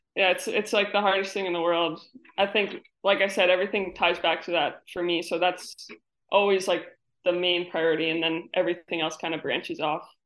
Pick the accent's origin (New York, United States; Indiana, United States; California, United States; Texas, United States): New York, United States; now in Connecticut, United States; I live in Connecticut now, but I'm from New York